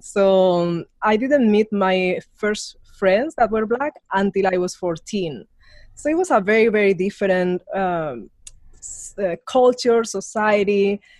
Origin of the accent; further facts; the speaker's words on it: Spain; English is a second language; moved away as an adult; now in United States; I come from Spain, so I grew up in a dictatorial regime, so it was ultra conservative.